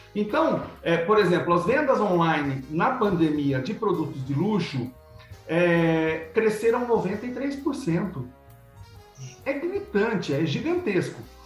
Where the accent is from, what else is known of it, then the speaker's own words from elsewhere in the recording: Piracicaba, São Paulo, Brazil; now in Paraguay; Eu nasci em Piracicaba, São Paulo